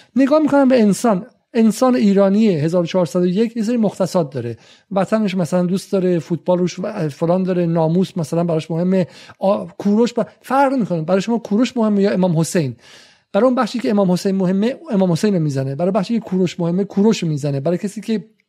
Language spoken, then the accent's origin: Persian; England, United Kingdom; تو انگلیس هم بزرگ شدم